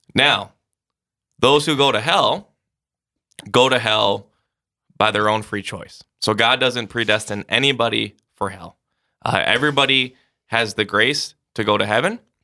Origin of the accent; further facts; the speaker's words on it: Sioux Falls, South Dakota, United States; Grew up in Sioux Falls.